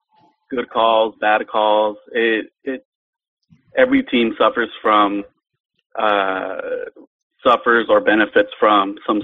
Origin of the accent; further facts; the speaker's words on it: Mexico City, Mexico; I was born in Mexico City. The majority of my family were American.